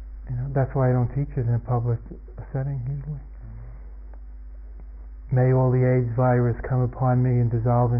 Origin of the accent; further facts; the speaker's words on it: United States; moved away; also born or lived in Asia / France; I'm an American and that's where I'd be, and everybody speaks my language